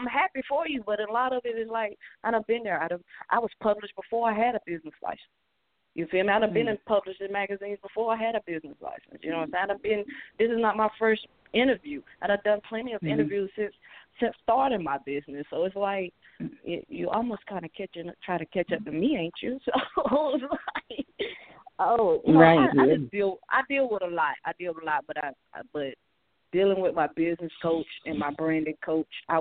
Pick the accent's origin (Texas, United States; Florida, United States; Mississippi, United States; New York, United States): Florida, United States; St. Petersburg; also born or lived in Adel, Georgia; now in Albany, United States; I was born in St. Petersburg, Florida. My roots are from Adel, Georgia. I'm located in Albany, Georgia.